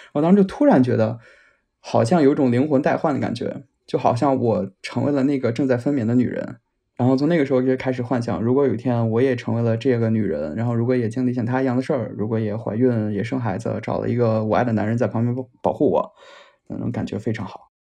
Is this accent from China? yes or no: yes; northern China, China; moved away as an adult; 我来自一个北方城市，今年二十八了，然后在国外留学了很多年